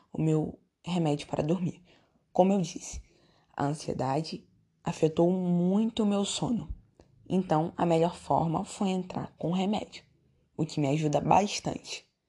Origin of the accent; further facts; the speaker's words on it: São Gonçalo, Rio de Janeiro, Brazil; also born or lived in Niterói; Sempre morei em São Gonçalo